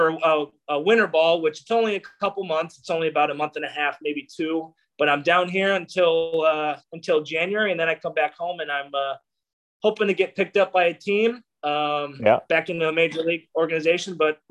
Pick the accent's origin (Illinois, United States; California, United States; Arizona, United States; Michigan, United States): Illinois, United States; Barrington; I was born and raised in the Chicago Northwest suburbs. I grew up in Barrington, Illinois